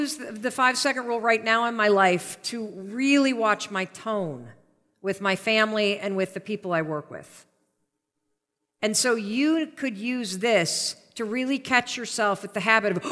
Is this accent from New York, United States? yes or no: no; Western Michigan, United States; I grew up in Western Michigan